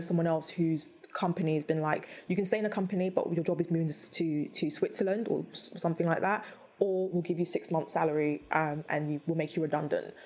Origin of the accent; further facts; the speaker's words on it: London, United Kingdom; I'm from Peckham, I grew up there